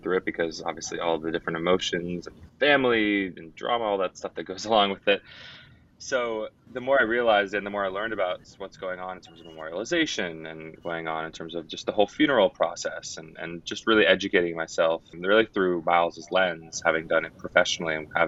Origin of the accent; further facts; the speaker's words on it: New York City, New York, United States; also born or lived in San Francisco; now in Southern California, United States; I'm from New York City originally, living in Southern California now